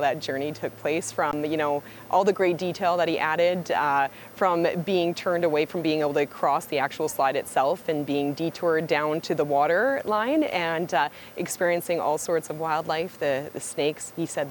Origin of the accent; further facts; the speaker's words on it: China; now in Canada; I'm not from here. I'm from China.